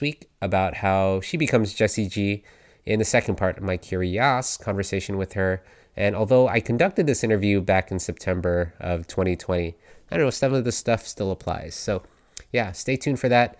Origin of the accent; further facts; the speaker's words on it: United States; also born or lived in California; as an American